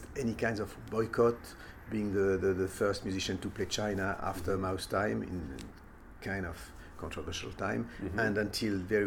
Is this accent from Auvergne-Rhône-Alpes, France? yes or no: yes; Lyon, Auvergne-Rhône-Alpes, France; I'm born in Lyon, which is the second city of France. Mm-hmm. So I grew up in France